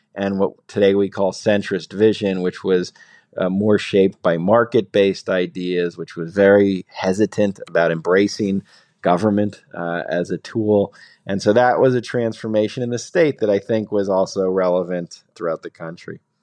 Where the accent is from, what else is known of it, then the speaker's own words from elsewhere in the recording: New Jersey, United States; I grew up in New Jersey